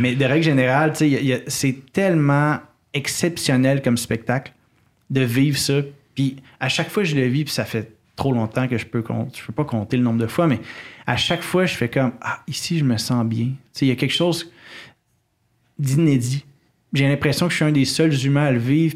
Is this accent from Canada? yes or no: yes; Quebec City, Quebec, Canada; j'ai grandi euh, à Québec, puis la forêt est à 15 minutes